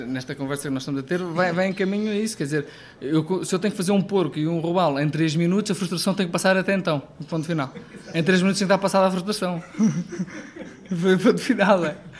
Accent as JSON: {"language": "Portuguese", "town": "Ribamar", "region": "Lisbon", "country": "Portugal", "tie": "born or raised there", "said": "eu nasci em Ribamar da Lourinha, portanto, a, a um, é um quilómetro do mar"}